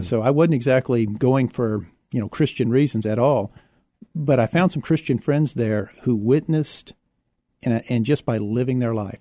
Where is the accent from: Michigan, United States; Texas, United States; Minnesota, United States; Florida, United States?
Texas, United States; Houston; also born or lived in San Marcos, Texas; now in San Antonio, United States; I was born in Houston.